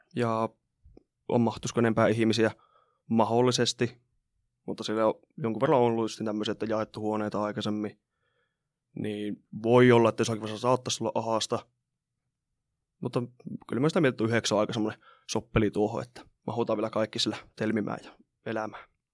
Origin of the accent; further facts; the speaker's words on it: Rovaniemi, Lapland, Finland; Olen Rovaniemeltä, opiskelen täällä tällä hetkellä, asunut täällä aina